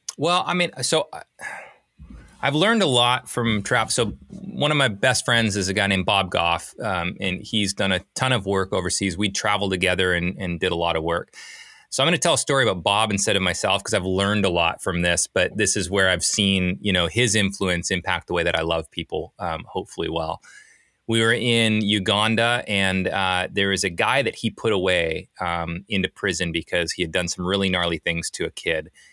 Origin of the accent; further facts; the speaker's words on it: British Columbia, Canada; now in Portland, United States; I'm from Canada originally, grew up in Canada, small little ski town, uh, up in British Columbia.